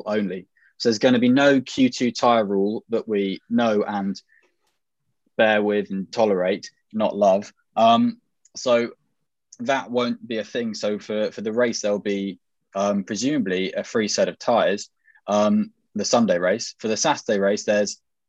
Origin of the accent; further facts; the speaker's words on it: England, United Kingdom; accent: received pronunciation; my received pronunciation accent